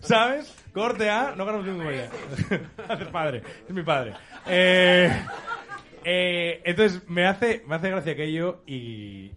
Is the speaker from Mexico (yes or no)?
no; Asturias, Spain; como asturiano que no acaba de encontrar identidad suficiente en Asturias para llevarla por bandera